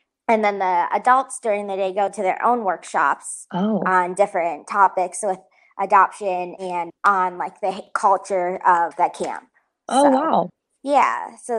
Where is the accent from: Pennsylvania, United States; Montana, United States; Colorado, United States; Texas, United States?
Colorado, United States; moved away as an adult; also born or lived in China / New York; now in Phoenix, United States; I grew up in Colorado and then spent most, like pretty much my whole life there until I went to school